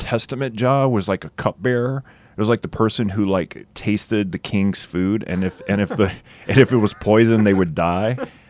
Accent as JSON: {"language": "English", "region": "South Louisiana", "country": "United States", "tie": "born or raised there", "said": "I grew up in South Louisiana"}